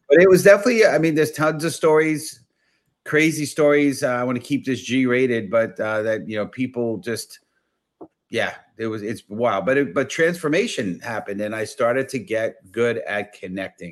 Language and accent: English; New York City, New York, United States; I grew up in the Bronx